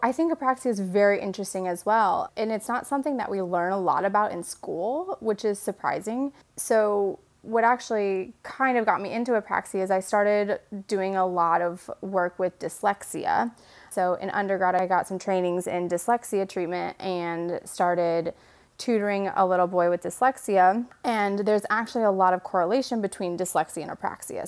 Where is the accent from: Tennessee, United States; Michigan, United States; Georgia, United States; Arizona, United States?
Michigan, United States; moved away as an adult; now in North Carolina, United States; I'm originally from Michigan, um, born and raised